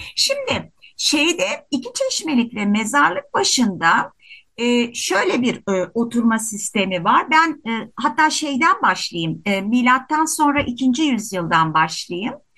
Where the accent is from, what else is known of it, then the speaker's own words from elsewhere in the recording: İzmir, Turkey; Klasik bir mahallede doğdum, büyüdüm Bostanlı'da